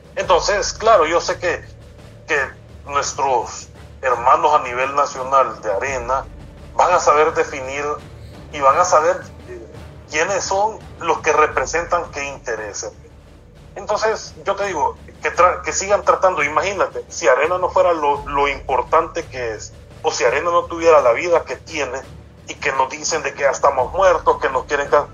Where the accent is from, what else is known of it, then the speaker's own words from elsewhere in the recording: El Salvador; Nosotros como salvadoreños